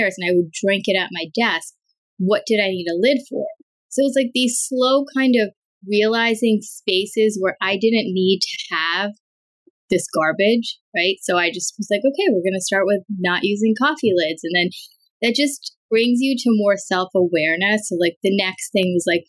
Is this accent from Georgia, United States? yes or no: no; New York, United States; also born or lived in Chicago; I was raised in New York